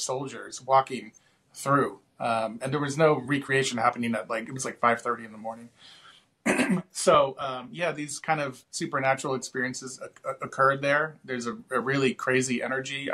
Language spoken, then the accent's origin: English; Washington, District of Columbia, United States; also born or lived in Gettysburg; I grew up in Washington, D.C.